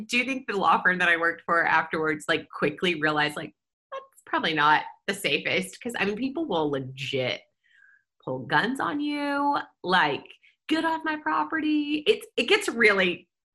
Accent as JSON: {"language": "English", "region": "Kentucky", "country": "United States", "tie": "born or raised there", "also_born_or_lived": "Baton Rouge, Louisiana", "moved": "as an adult", "lives_now": "Nashville, United States", "said": "I grew up in Kentucky, but then my family moved to Louisiana the year I was a senior in high school"}